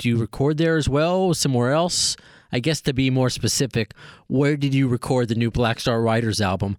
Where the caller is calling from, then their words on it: New York City, New York, United States; I am calling from Tribeca, New York City.